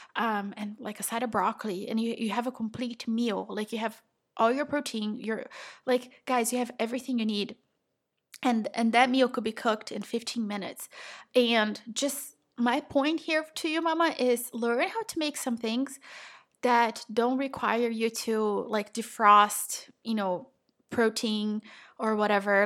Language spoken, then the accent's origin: English; Brazil; moved away; I am from Brazil.